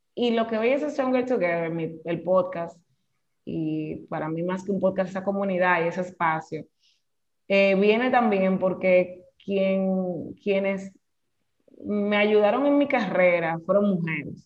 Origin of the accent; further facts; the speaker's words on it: Santo Domingo, Distrito Nacional, Dominican Republic; yo soy nacida en Santo Domingo. Em, hasta bueno, vamos a decir que nací y criada hasta los 20 y pico de años en Cristo Rey, que es un barrio de Santo Domingo